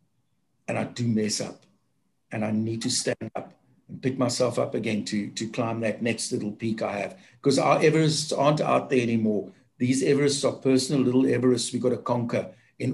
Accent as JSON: {"language": "English", "country": "South Africa", "said": "as a South African"}